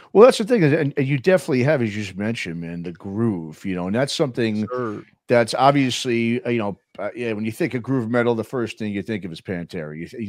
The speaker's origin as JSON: {"language": "English", "town": "New York City", "region": "New York", "country": "United States", "tie": "born or raised there", "said": "you're a fellow like me, native of New York City, man."}